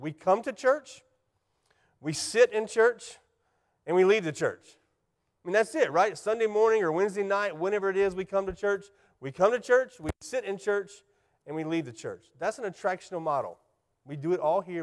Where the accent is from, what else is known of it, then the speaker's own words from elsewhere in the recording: Spartanburg, South Carolina, United States; also born or lived in Anderson, South Carolina; in nineteen eighty-one, I moved from Anderson to Spartanburg